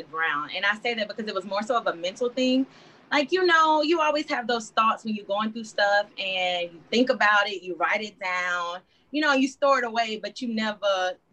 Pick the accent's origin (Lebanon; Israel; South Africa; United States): United States; Texas; moved away as an adult; now in Colorado Springs, United States; I'm from Texas. I'm in the military, so I'm stationed here